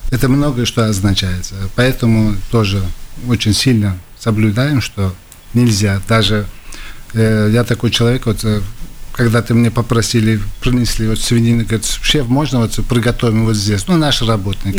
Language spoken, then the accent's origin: Russian; Tashkent, Uzbekistan; now in Latvia; Где я вырос, это центр города